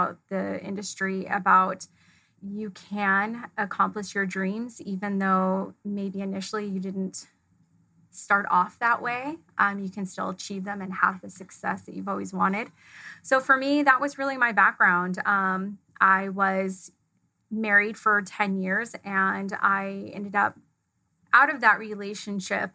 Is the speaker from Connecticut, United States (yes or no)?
no; California, United States; also born or lived in Fullerton, California; I grew up in a small town just outside of Yosemite National Park, which is in California. It's northern central.